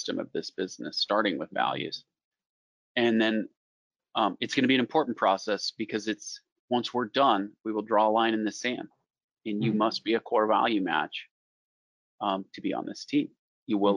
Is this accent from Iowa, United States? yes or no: yes; Iowa, United States; we're from Iowa, Field of Dreams